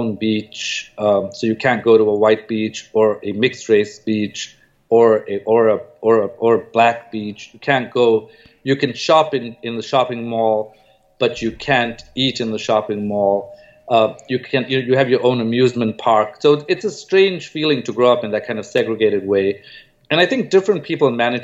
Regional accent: Durban, KwaZulu-Natal, South Africa; moved away; also born or lived in Stellenbosch; I grew up in Durban

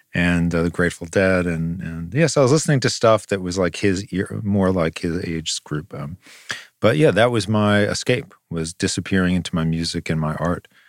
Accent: Long Island, New York, United States; we grew up on Long Island

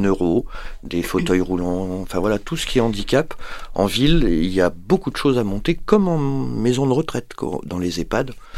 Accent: Paris, Île-de-France, France; moved away as an adult; now in Montpellier, France; moi je suis parisien au départ

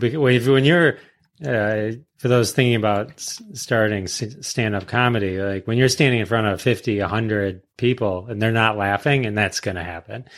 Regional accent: suburb of Detroit, Michigan, United States; suburb of Detroit

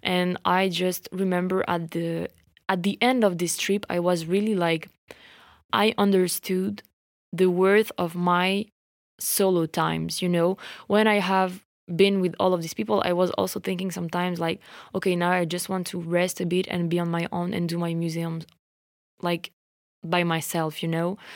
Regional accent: France; accent: French; English is a second language

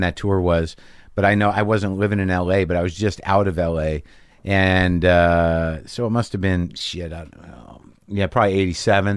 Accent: New Mexico, United States; I grew up in New Mexico

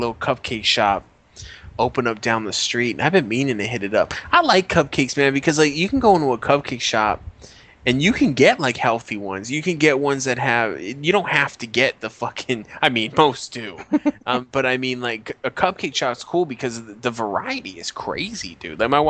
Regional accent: Colorado, United States; I'm from Colorado.

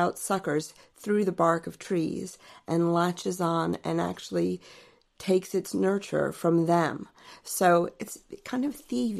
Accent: Alexandria, Virginia, United States; moved away as an adult; now in United Kingdom; So originally I'm from Alexandria, Virginia.

